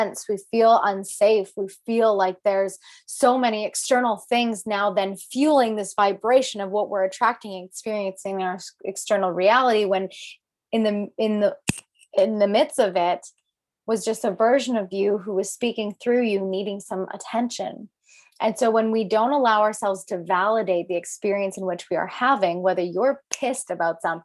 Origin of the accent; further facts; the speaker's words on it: Alberta, Canada; I am from Alberta, Canada